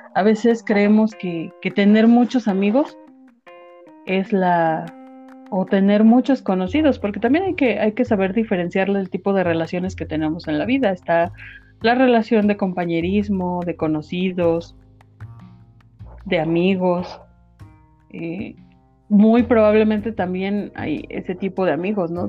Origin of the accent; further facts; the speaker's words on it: Apizaco, Tlaxcala, Mexico; yo soy de Apizaco